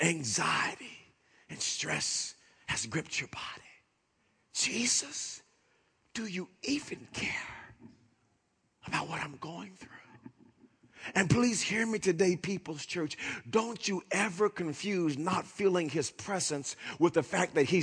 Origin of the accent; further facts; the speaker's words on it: Oklahoma, United States; growing up in Oklahoma, living here almost all of my life